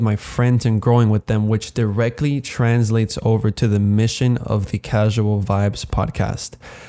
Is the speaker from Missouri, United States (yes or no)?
no; Miami, Florida, United States; So, I am 20 years old. I was born and raised in Miami, Florida.